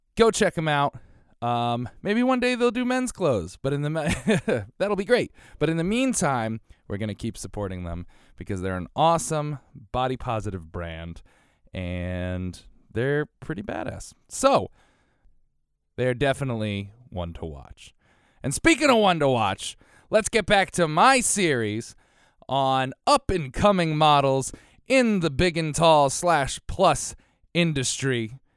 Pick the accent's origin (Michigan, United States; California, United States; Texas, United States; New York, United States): New York, United States; New York City; being a New Yorker